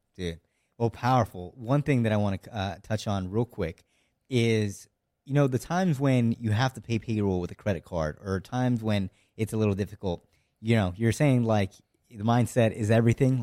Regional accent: near Seattle, Washington, United States; from Washington State, so, like, near Seattle

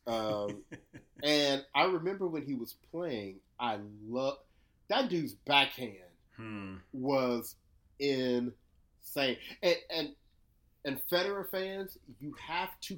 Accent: United States; as an American

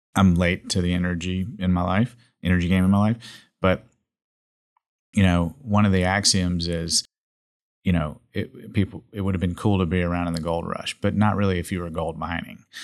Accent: Jackson, Mississippi, United States; now in Dallas, United States; I come from Jackson, Mississippi

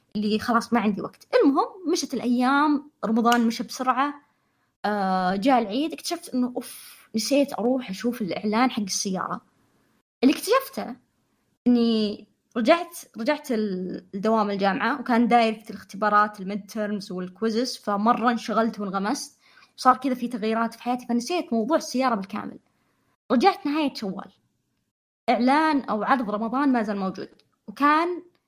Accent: Saudi Arabia; عندنا في السعودية

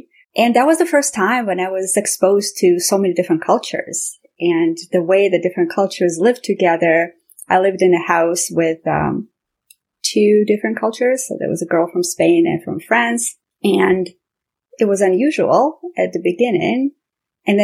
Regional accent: Armenia; I remember growing up in Armenia, it was always about talking to your neighbors and sharing everything that you have at home

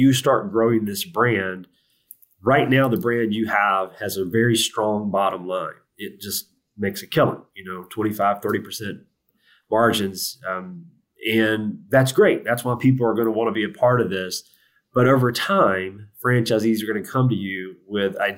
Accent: the South, United States; I'm from the South

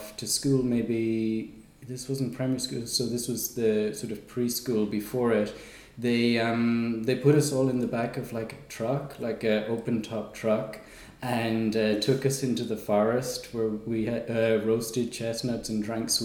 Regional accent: Ireland; also born or lived in England; now in Portugal; I come from Ireland originally. Although I wasn't born there, I was born in England

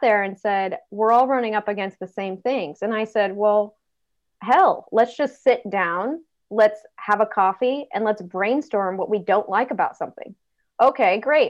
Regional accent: Northern California, United States; moved away as an adult; also born or lived in East Coast; I come from Northern California, where Silicon Valley was down the road, and it was in California, where I grew up in Northern California

